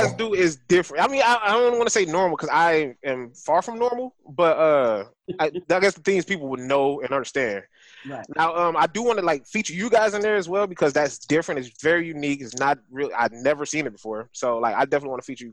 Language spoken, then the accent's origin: English; Detroit, Michigan, United States; now in Houston, United States; And I'm from Michigan. I'm from Detroit, Michigan